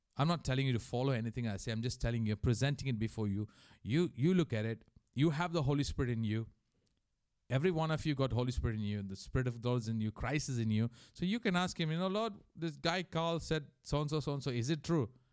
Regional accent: India; moved away; also born or lived in Mauritius; growing up in India

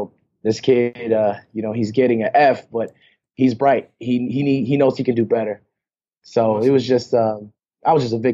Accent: New York City, New York, United States; moved away; also born or lived in Houston, Texas / Sydney, Australia; Born and raised. Queens, New York City.

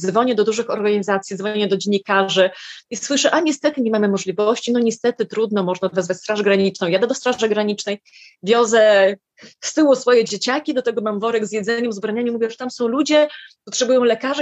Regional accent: Lithuania; moved away as an adult; also born or lived in Warsaw, Poland / Vilnius, Lithuania; mieszkałam w Litwie dobrych 18 lat, tu się urodziłam, potem mieszkałam w Warszawie

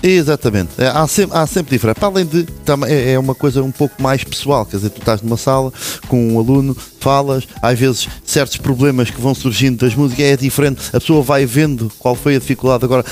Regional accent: Lourinhã, Centro, Portugal; eu sou natural da Lourinhã

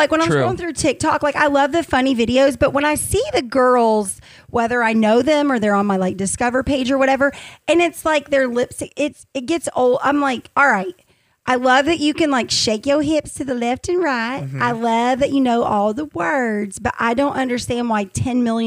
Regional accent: Harrison, Arkansas, United States; I'm from Harrison

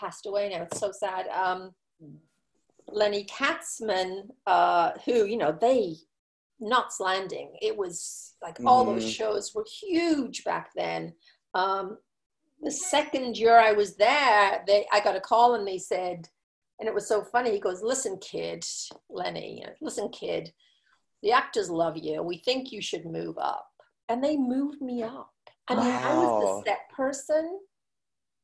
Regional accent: England, United Kingdom; moved away as an adult; now in United States; growing up in England, I was in high school when Dallas started

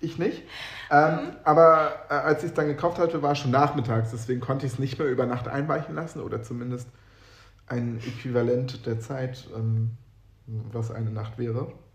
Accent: Northern Germany, Germany; ich komme aus Norddeutschland

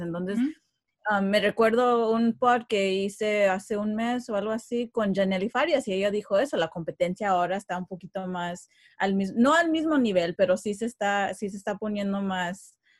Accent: Los Angeles, California, United States; yo nací en Estados Unidos, eh, nací en Los Ángeles

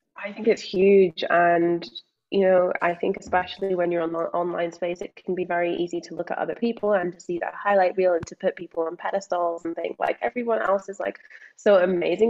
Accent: Scotland, United Kingdom; accent: Scottish; also born or lived in England; now in Australia; but also born in England, growing up in Scotland, moving to Australia, being surrounded at school by people who are like, okay, you sound Scottish

